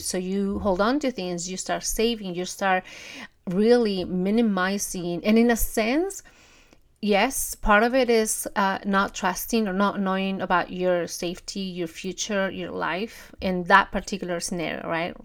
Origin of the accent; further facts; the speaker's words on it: Peru; moved away; I'm from Peru. We don't have Thanksgiving and we definitely don't have Black Friday